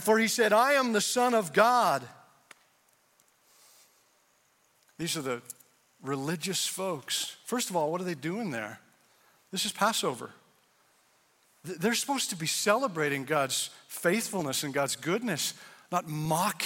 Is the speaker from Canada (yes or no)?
yes; Canada; also born or lived in Indiana; now in United States; I'm from Canada